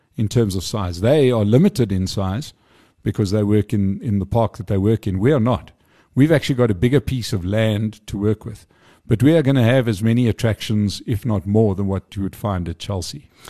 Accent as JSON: {"language": "English", "town": "Johannesburg", "region": "Gauteng", "country": "South Africa", "said": "I'm a Joburg boy, love Joburg"}